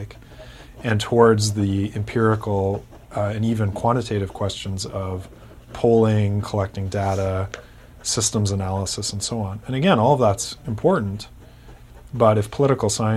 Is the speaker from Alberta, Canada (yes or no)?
no; Kitchener, Ontario, Canada; my hometown, which is Kitchener, Ontario